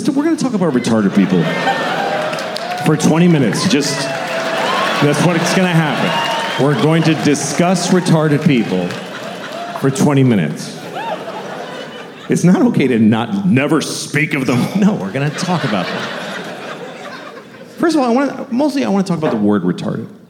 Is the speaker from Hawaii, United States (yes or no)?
no; Boston, Massachusetts, United States; I grew up in Boston